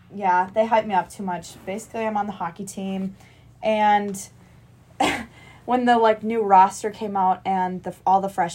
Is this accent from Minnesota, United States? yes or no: yes; Mounds View, Minnesota, United States; I'm going to tell you guys it's Minneapolis, Minnesota, but it's actually, like, Moundsview, Minnesota, but none of you are going to know where that is.